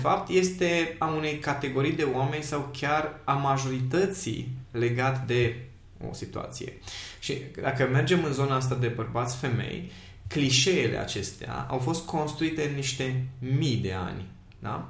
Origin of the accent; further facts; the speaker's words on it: Miercurea Ciuc, Harghita County, Romania; am crescut în Miercurea Ciuc